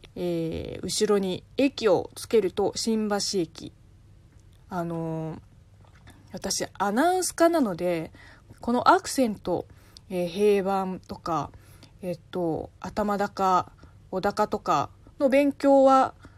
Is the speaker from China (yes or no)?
yes; China; first language Chinese; Japanese is a second language; moved away; 母国語の中国語